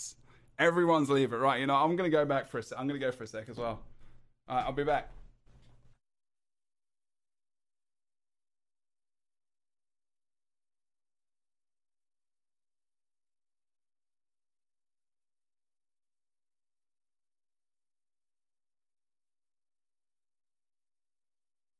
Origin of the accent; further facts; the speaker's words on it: England, United Kingdom; I'm English